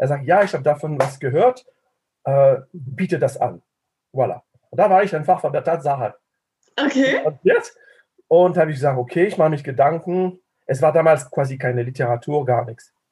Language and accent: German; France; German is a second language; moved away as an adult; now in Tübingen, Germany; Äh, es klingt französisch und es ist auch französisch. Ich bin Franzose. Ich lebe seit äh, 35 Jahren demnächst äh, in Tübingen ich habe Tübingen nie verlassen.